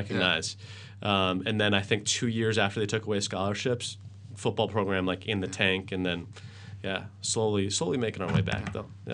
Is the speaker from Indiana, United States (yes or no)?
no; Worcester, Massachusetts, United States; grew up in Worcester. I was born in Worcester